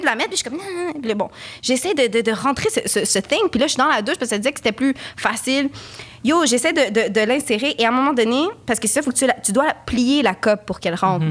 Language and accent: French; Quebec, Canada; je suis québécoise d'origine chilienne